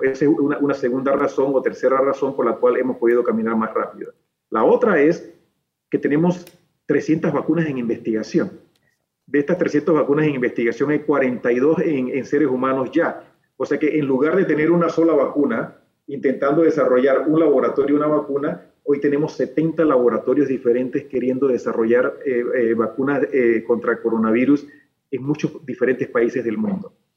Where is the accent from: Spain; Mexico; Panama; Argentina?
Panama